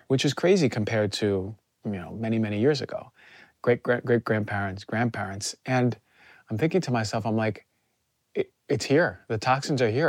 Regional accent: New Jersey, United States; I'm from New Jersey

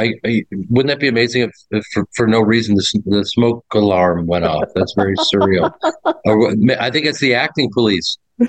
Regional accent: Chicago, Illinois, United States; also born or lived in New York / Evanston, Illinois; I was born in New York, went to NYU, but I grew up in Chicago. So I spent, you know, all those years in Chicago

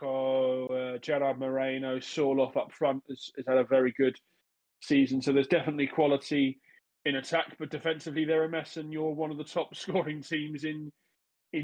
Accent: England, United Kingdom; I grew up in England

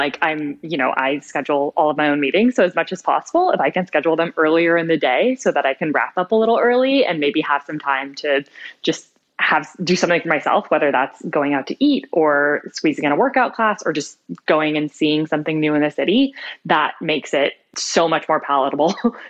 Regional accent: California, United States; I grew up in Northern California

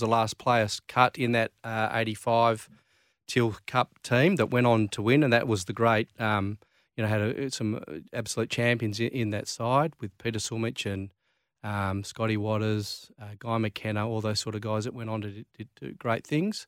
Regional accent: Claremont, Western Australia, Australia; growing up in Claremont

